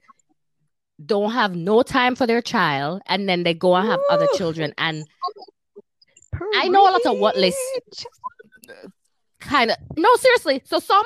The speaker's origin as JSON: {"language": "English", "country": "Jamaica", "said": "I'm Jamaican"}